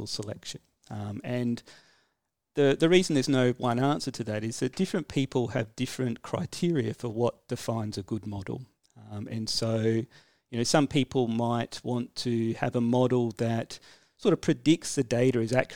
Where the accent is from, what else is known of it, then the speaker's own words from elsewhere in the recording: Adelaide, South Australia, Australia; I grew up in Adelaide